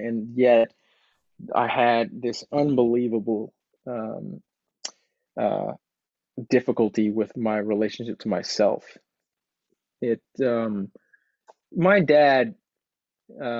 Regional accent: Houston, Texas, United States; also born or lived in Los Angeles; now in Austin, United States; I grew up in Texas. I was born in 1982. All right. And, I'm sixth or seventh generation Houston Texan.

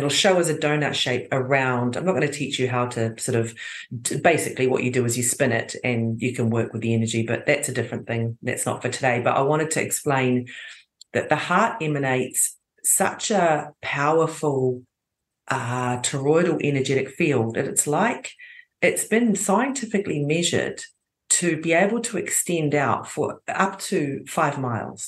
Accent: New Zealand; now in Croatia; I was born in New Zealand

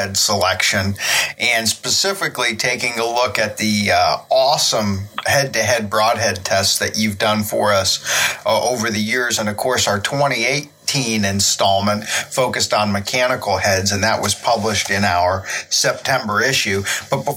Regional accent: Pennsylvania, United States; here in my home state of Pennsylvania

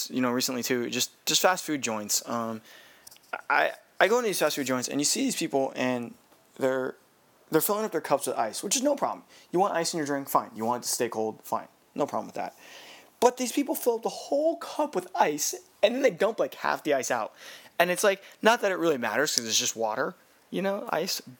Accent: California, United States; now in Hawaii, United States; I am from California

